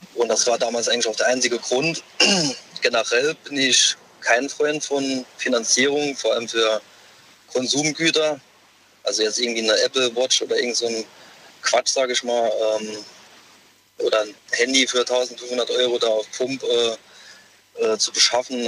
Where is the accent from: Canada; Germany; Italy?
Germany; Saarbrücken, Saarland; Ich, ich komme aus Saarbrücken